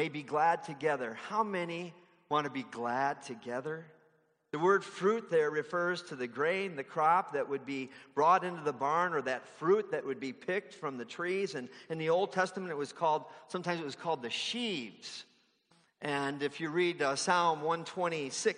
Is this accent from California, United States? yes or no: no; Palatine, Illinois, United States; now in Fargo, United States; the big mega church where I grew up, started in my hometown in Palatine